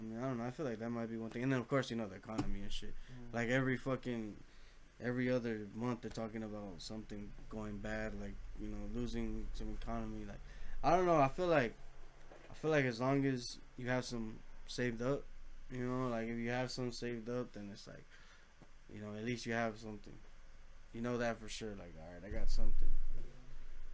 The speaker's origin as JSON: {"language": "English", "town": "Los Angeles", "region": "California", "country": "United States", "said": "we come from Los Angeles, you know, from"}